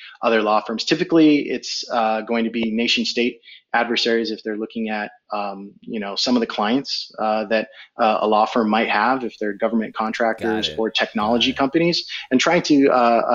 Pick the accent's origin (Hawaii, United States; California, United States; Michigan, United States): California, United States; Fremont; also born or lived in New York / Barataria, Trinidad and Tobago; I moved to Fremont when I was about nine, maybe 10, late 80s, actually